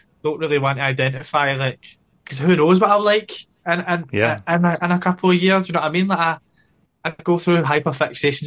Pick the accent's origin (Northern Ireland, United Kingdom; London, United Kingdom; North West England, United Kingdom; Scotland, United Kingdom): Scotland, United Kingdom; Glasgow; growing up in Glasgow